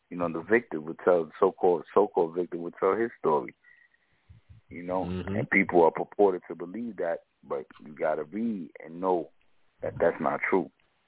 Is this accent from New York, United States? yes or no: yes; New York, United States; I'm from New York too, so it's like, you know, I go back many generations here.